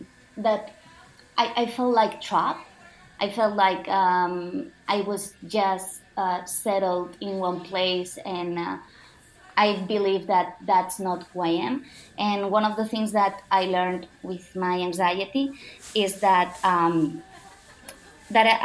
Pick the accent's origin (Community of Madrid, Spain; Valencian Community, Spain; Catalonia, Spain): Catalonia, Spain; Barcelona; moved away as an adult; also born or lived in Istanbul; the life that I was living back in Barcelona, in my hometown.